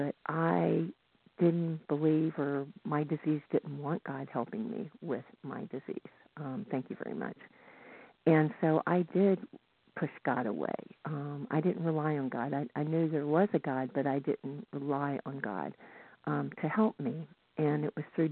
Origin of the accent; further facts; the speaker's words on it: the South, United States; now in Northern California, United States; I grew up in the South